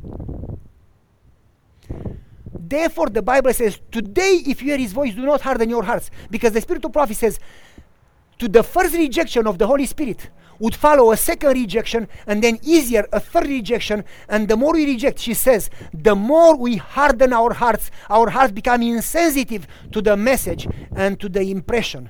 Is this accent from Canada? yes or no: no; Romania; also born or lived in Tennessee / Wisconsin; now in United States; until I moved from Romania